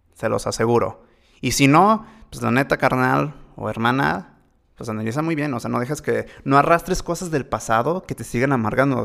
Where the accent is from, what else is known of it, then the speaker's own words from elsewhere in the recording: Mexico; más siendo mexicano